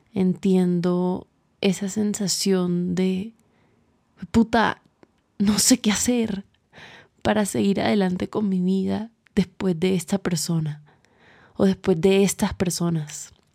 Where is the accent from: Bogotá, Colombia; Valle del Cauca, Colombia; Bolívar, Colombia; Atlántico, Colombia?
Atlántico, Colombia; Barranquilla; now in Bogotá, Colombia; Yo vivo en Bogotá, soy de Barranquilla